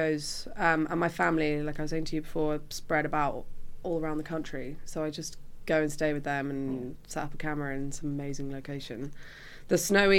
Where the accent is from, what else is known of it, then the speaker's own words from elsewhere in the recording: Lake District, North West England, United Kingdom; I'm from the Lake District